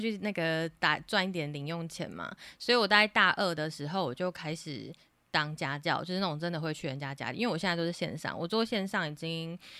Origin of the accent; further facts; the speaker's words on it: Taiwan; 在台湾学英文的学生经历过的那个学习过程，其实我也有经历过